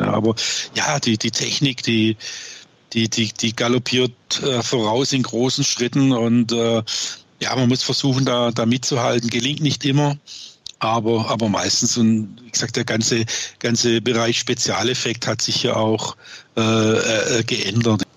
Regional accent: Swabia, Baden-Württemberg, Germany; accent: Swabian; bin ich auch, was man sicherlich hört, gebürtiger Schwabe

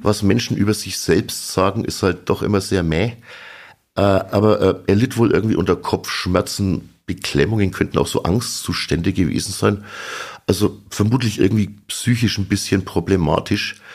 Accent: Sulzbach-Rosenberg, Bavaria, Germany; ich komme aus Sulzbach-Rosenberg

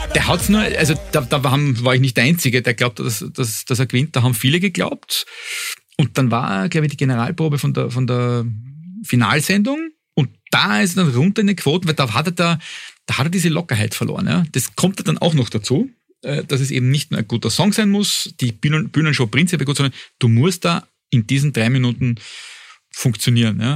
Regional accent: Austria

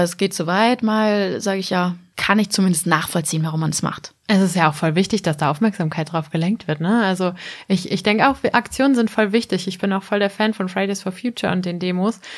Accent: Germany; ich komme aus der Nähe von Bremen, da wird Becks ja gebraut

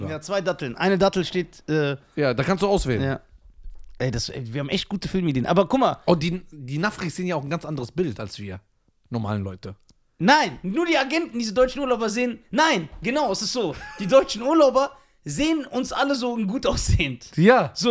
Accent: India; Auch als Inder. Ich, wenn ich so meine Haare glätte.

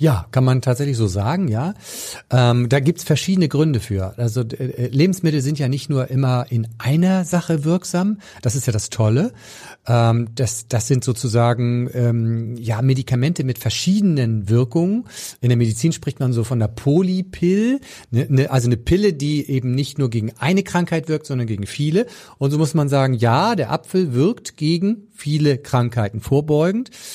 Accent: Pinneberg district, Schleswig-Holstein, Germany; ich komme aus dem Kreis Pinneberg und da, also auf dem flachen Land

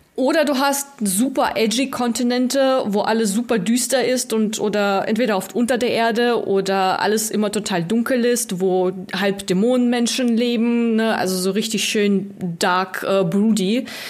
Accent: Russia; moved away; ich komme ursprünglich aus Russland, ich spreche noch fließend

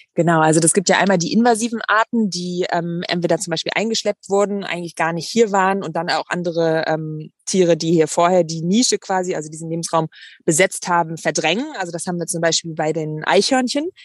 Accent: Bonn, North Rhine-Westphalia, Germany; now in Hamburg, Germany; ich bin ähm, ja auf dem Dorf groß geworden und naja, naja, in Bonn

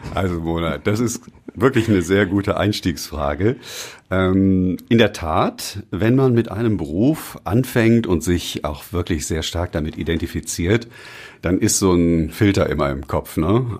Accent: Düsseldorf, North Rhine-Westphalia, Germany; meine Heimatstadt und auch die Region, in der ich aufgewachsen bin, ist Düsseldorf.

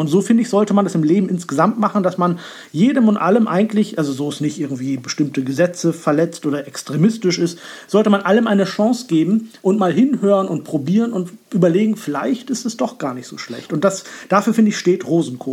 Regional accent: Northern Germany, Germany; ich bin da schon sehr norddeutsch sozialisiert

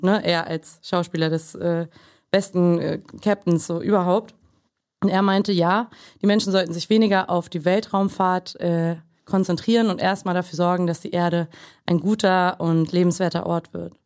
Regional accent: Germany; Mutter äh, kroatisch, Vater äh, aus Mexiko, äh, in Deutschland aufgewachsen

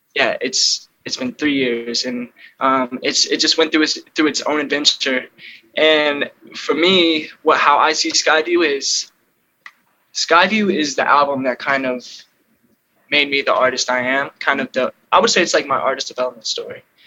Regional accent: Illinois, United States; also born or lived in California; now in Los Angeles, United States; I was born in California. Crazy enough, but I moved to Illinois when I was two months old, so I was pretty much raised in Illinois

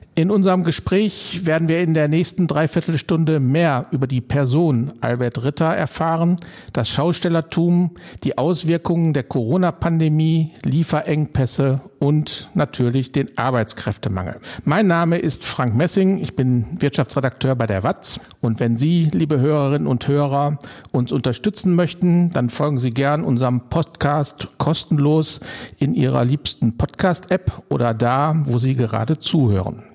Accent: Duisburg, North Rhine-Westphalia, Germany; in meiner Geburtsstadt Duisburg

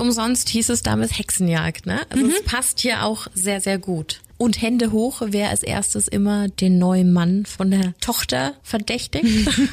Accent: Lower Bavaria, Germany; ich komme ja ursprünglich aus Niederbayern

